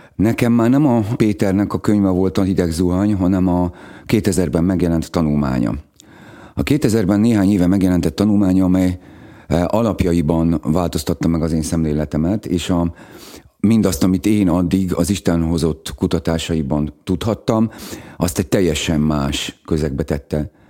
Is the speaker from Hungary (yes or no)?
yes; Szegvár, Csongrád-Csanád, Hungary; moved away; also born or lived in Békéscsaba / Szeged; én Szegváron nőttem föl